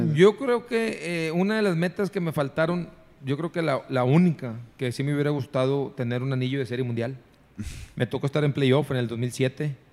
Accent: San Nicolás de los Garza, Nuevo León, Mexico; yo soy de San Nicolás, egresado de la Liga Pequeña de Las Puentes, de Liga Pequeña de Cuauhtémoc

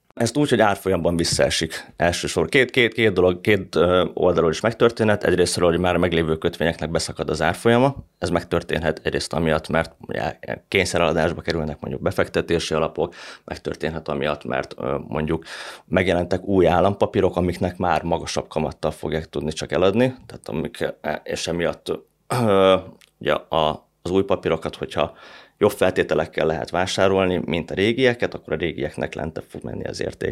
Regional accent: Hungary; magyarként, meg magyar befektetőként

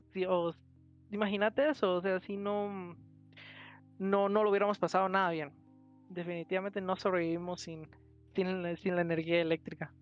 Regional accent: Guatemala; a mí como guatemalteco

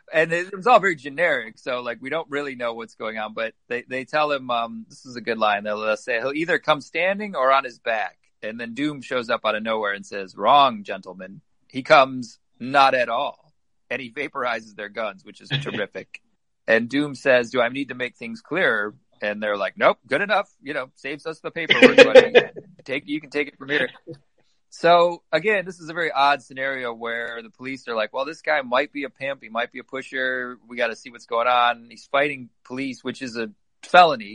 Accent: Detroit, Michigan, United States; we grew up in Detroit

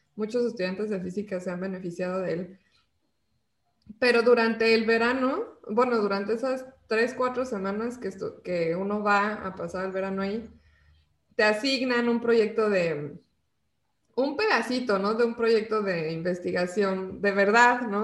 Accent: Mexico City, Mexico; yo soy de la Ciudad de México

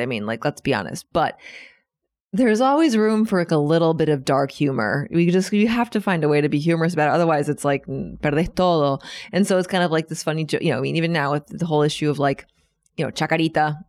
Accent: Washington, District of Columbia, United States; moved away as an adult; now in Buenos Aires, Argentina; my hometown, Washington, D C, is actually the capital of the free world

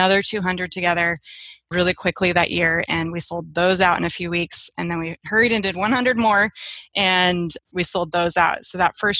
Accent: Seattle, Washington, United States; I am from Seattle, Washington

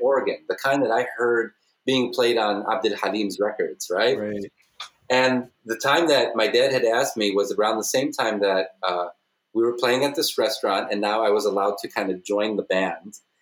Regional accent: southwest suburbs of Chicago, Illinois, United States

